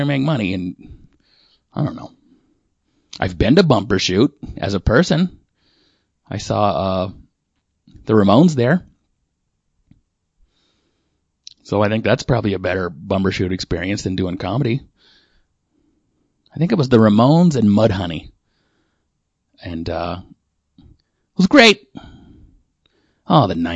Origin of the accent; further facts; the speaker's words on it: Washington, United States; I am from Washington State